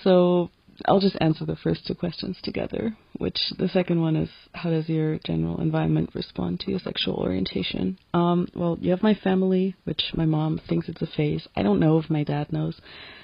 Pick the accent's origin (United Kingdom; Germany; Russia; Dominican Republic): Germany; I'm from Germany, and also currently living here. I'm a lesbian who is almost 26 this year.